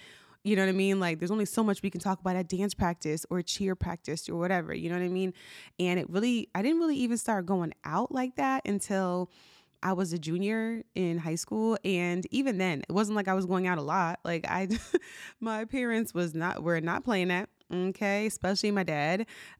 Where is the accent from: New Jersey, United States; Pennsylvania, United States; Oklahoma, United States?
New Jersey, United States; now in Maryland, United States; And So when I was growing up, I grew up in New Jersey. And so for context, right now I live in Maryland.